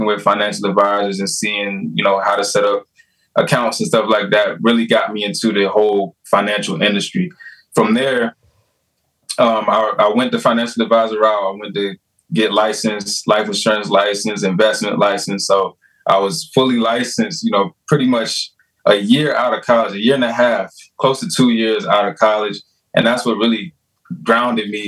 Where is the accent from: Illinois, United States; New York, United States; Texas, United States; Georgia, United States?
Georgia, United States; South; moved away as an adult; also born or lived in Delaware; I'm originally from Georgia, the dirty South, South Georgia. That's where I'm from